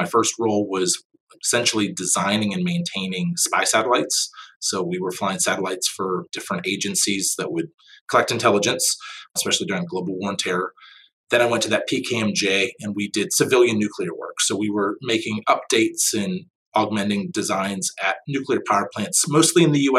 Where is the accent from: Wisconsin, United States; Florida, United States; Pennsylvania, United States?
Pennsylvania, United States; Pittsburgh; I'm from the Pittsburgh area, and growing up through school